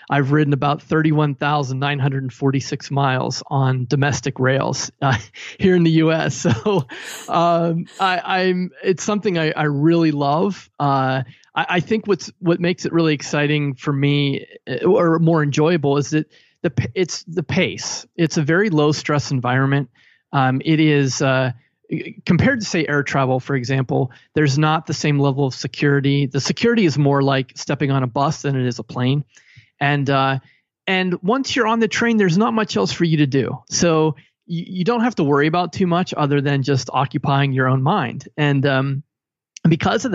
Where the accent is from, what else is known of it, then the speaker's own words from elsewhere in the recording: Pittsburgh, Pennsylvania, United States; moved away as an adult; also born or lived in New Jersey / New York / Tennessee; now in Cleveland, United States; I was born and raised in Pittsburgh, Pennsylvania, and I left there at age 23 and haven't lived there since